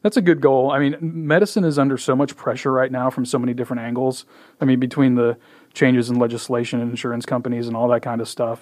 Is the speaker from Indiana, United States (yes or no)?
yes; Indiana, United States; also born or lived in Michigan / Deer Creek, Illinois; now in Frisco, United States; I did most of my growing up in Indiana